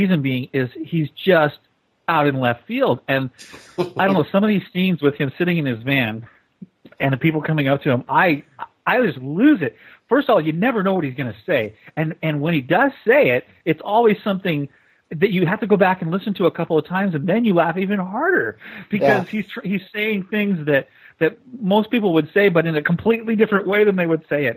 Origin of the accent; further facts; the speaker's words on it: Aberdeen, Washington, United States; We tell everybody we're from Washington, from Aberdeen